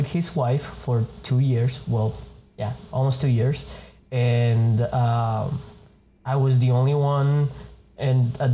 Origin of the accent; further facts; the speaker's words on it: Argentina; accent: Latin; first language Spanish; English is a second language; moved away as an adult; now in United States; I'm from Argentina, born and raised.